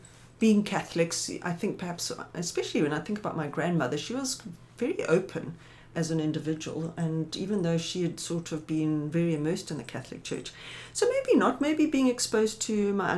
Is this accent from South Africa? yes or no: yes; South Africa; also born or lived in Johannesburg, South Africa; now in Somerset West, South Africa; being South African